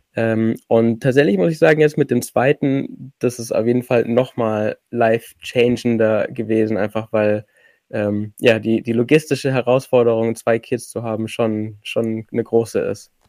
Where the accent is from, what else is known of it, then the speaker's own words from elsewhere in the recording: Allgäu, Bavaria, Germany; ich komme aus dem Allgäu